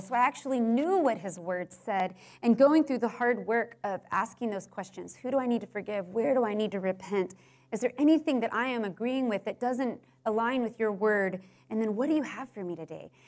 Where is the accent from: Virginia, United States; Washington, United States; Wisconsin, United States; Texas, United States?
Texas, United States; Houston; I grew up in Houston.